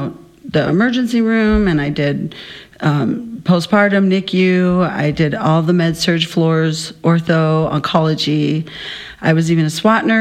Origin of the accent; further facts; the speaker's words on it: Minnesota, United States; moved away as an adult; now in Arizona, United States; I actually grew up in Minnesota since I was 8